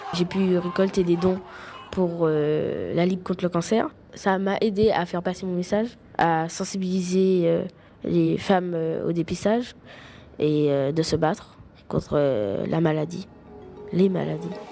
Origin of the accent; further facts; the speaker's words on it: Martinique; Je suis de la Martinique, une petite île française de la Caraïbe